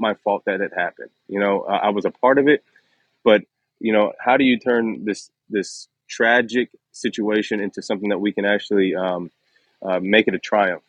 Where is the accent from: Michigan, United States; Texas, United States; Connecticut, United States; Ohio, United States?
Ohio, United States; Dayton; moved away as an adult; also born or lived in Columbus, Ohio / Philadelphia; grew up i was one of nine kids uh, i was the youngest boy and um, back in dayton ohio